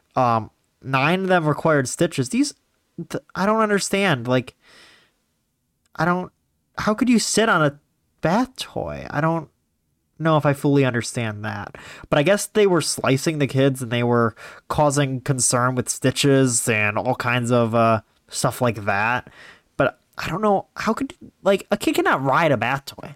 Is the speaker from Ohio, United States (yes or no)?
yes; Ohio, United States; I'm from Ohio